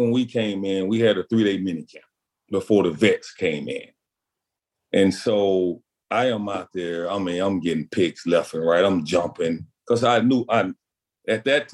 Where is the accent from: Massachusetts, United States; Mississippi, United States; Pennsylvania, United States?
Mississippi, United States; Pascagoula; I'm from Pascagoula, Mississippi